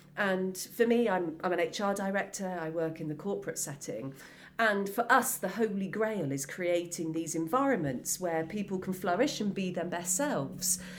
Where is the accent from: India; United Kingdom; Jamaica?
United Kingdom; Wells, South West England; I grew up in Somerset in the local area, so being in school in Wells